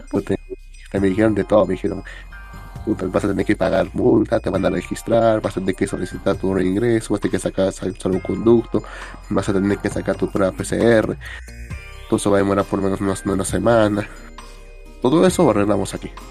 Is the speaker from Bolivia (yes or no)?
yes; Bolivia; Dice, pero porque, porque soy boliviano.